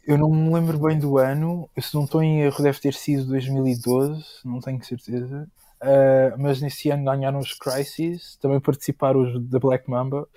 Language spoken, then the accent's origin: Portuguese; Moita, Setúbal, Portugal; na minha terra, na Moita